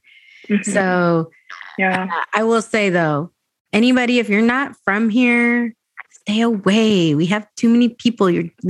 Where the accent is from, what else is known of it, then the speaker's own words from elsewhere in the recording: Escondido, California, United States; moved away as an adult; as somebody who is grew up in Escondido.